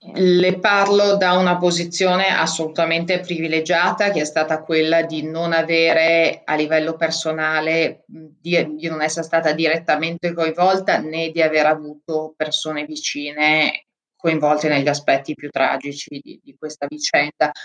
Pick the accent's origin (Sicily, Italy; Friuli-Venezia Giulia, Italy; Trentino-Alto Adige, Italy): Trentino-Alto Adige, Italy; moved away as an adult; also born or lived in Africa; io sono molto legata anche alla mia terra, al Trentino